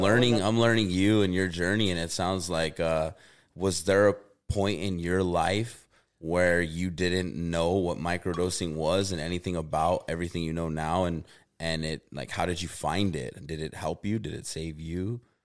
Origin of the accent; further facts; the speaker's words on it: Albuquerque, New Mexico, United States; also born or lived in Oklahoma; I'm from Albuquerque, New Mexico